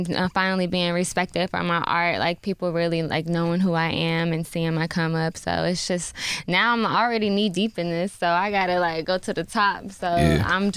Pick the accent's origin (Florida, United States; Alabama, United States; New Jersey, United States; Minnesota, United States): Florida, United States; Jacksonville; now in Atlanta, United States; I'm from Atlanta. But I grew up in Jacksonville